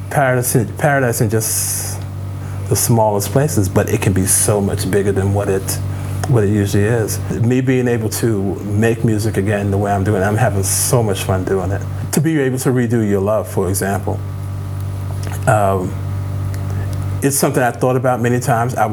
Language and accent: English; Chicago, Illinois, United States; that's pretty much what, what it was like growing up in Chicago and playing at the warehouse.